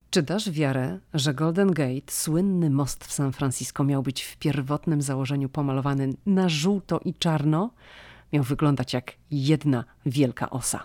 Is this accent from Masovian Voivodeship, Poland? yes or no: no; Szczecin, West Pomeranian Voivodeship, Poland; moved away as an adult; now in United States; ja jestem ze Szczecina